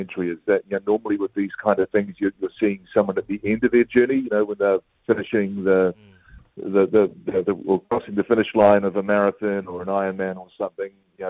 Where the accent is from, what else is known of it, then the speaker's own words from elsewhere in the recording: Christchurch, Canterbury, New Zealand; I grew up in Christchurch